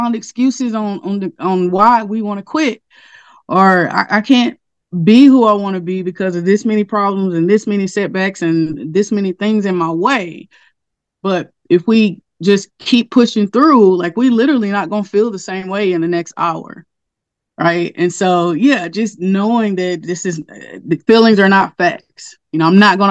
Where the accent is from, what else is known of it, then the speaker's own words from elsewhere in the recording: Castor, Louisiana, United States; I grew up in Castor, Louisiana. It's a really, really small town